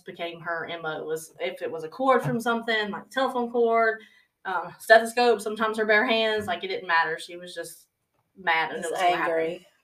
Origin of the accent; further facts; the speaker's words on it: the South, United States; We're from the South